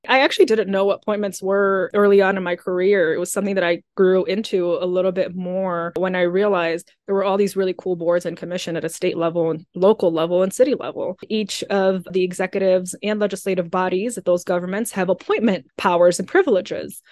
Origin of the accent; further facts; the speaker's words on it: Dearborn, Michigan, United States; also born or lived in Sierra Leone; Dearborn is home. It's my hometown in terms of the United States, and I'm so proud of it